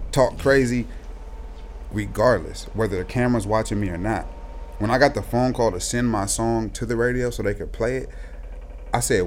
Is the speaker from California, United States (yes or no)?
yes; North Richmond, California, United States; I'm from North Richmond. I'm from the hood